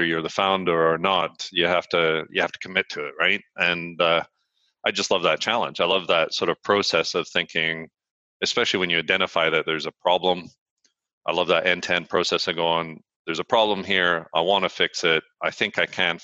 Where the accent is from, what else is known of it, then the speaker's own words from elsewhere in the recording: Vancouver, British Columbia, Canada; moved away as an adult; also born or lived in London, United Kingdom; now in Edinburgh, United Kingdom; So I grew up in Vancouver. So I was born in Canada